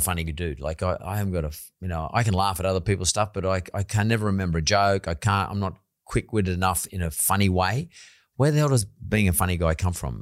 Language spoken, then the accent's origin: English; Sydney, New South Wales, Australia; I come from Punch Bowl